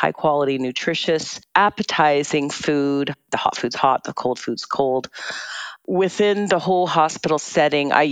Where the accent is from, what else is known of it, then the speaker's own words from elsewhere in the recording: Burnaby, British Columbia, Canada; I grew up in Burnaby. I went to Burnaby Central Senior Secondary